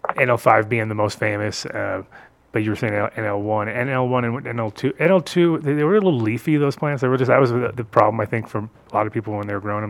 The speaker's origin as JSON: {"language": "English", "region": "New England", "country": "United States", "tie": "born or raised there", "said": "I grew up in New England"}